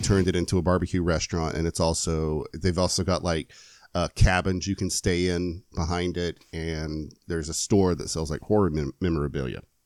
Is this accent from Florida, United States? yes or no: yes; Lakeland, Florida, United States; now my hometown is Lakeland. Lakeland, Florida